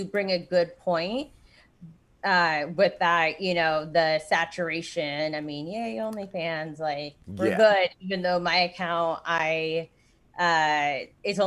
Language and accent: English; Orange County, California, United States; I born and raised in Orange County, California